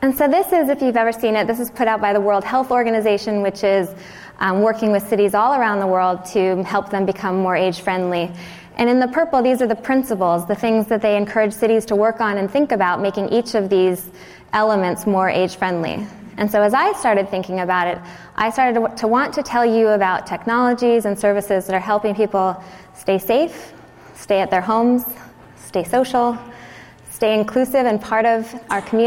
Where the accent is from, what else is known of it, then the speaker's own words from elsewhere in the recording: Southern California, United States; moved away as an adult; also born or lived in Virginia / New York; now in San Diego, United States; I grew up in Southern California, but I actually went to the East Coast for college